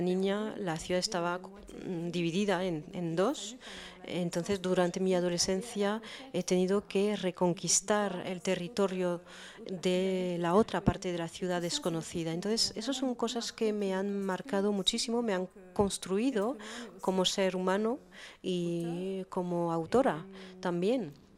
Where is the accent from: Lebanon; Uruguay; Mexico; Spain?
Lebanon; Beirut, Beirut Governorate; first language French and Arabic; Spanish is a second language; moved away as an adult; now in Paris, France; Yo me crié en Beirut, pero aprendí el francés y el árabe al mismo tiempo, entonces tengo dos idiomas maternos y desde que vivo en Francia